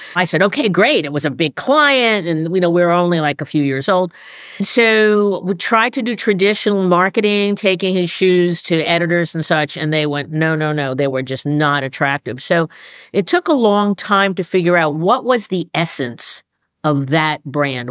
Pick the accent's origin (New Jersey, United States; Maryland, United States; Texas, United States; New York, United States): New York, United States; moved away as an adult; also born or lived in Boston; I'm a New Yorker by breeding